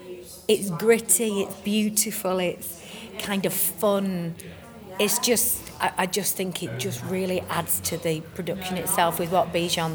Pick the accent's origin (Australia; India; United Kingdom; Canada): United Kingdom; England; accent: northern English; It's actually lovely to play something that's so close to my accent, because it's either, for me, Shirley was Liverpool and Abigail's Party. You know, she was from, you know, East End and stuff like that. So I quite like playing a northerner.